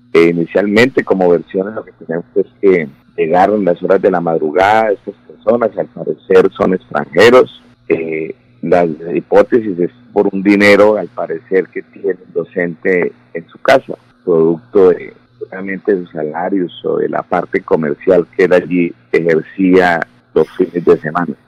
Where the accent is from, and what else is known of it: Colombia